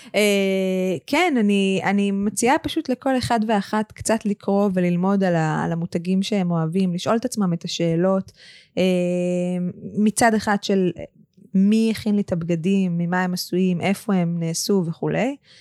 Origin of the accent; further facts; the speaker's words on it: Israel; אנחנו כ, כישראלים